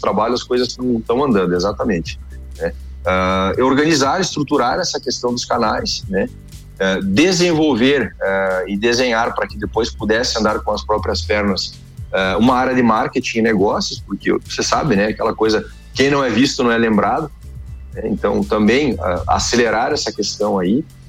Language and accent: Portuguese; Erechim, Rio Grande do Sul, Brazil; moved away as an adult; now in Chapecó, Brazil; Eu sou natural de Erechim, no Rio Grande do Sul.